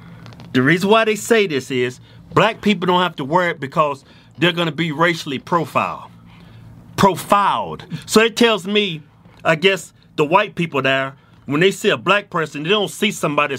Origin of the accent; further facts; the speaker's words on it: United States; I'm black. And I'm American, and I love this country.